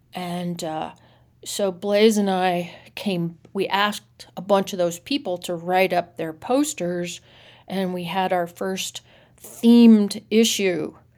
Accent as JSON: {"language": "English", "town": "Nashville", "region": "Tennessee", "country": "United States", "tie": "born or raised there", "moved": "yes", "said": "I grew up in Nashville in a Reformed Jewish household"}